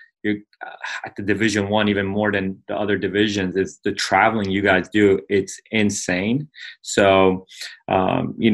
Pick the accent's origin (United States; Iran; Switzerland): Iran; my ethnicity is Persian. So I'm from Iran